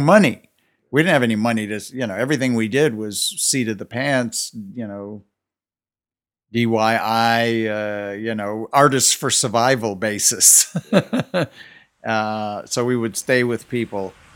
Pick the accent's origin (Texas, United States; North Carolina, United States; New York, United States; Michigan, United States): Michigan, United States; Detroit; growing up in Detroit in the late 50s and early 60s